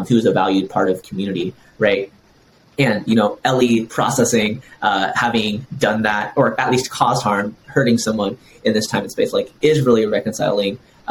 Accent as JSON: {"language": "English", "country": "United States", "tie": "born or raised there", "said": "I'm someone who like fully grew up in US culture"}